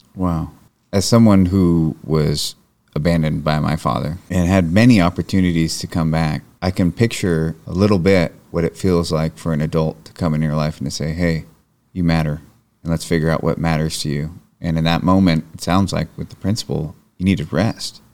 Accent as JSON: {"language": "English", "area": "Marin County", "region": "California", "country": "United States", "tie": "born or raised there", "said": "I grew up in Marin County."}